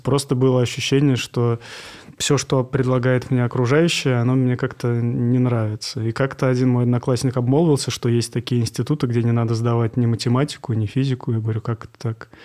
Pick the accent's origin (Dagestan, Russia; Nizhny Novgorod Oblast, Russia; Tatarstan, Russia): Tatarstan, Russia; Kazan; moved away as an adult; also born or lived in Moscow; now in Saint Petersburg, Russia; Я рос на Лосовиновском, на кварталах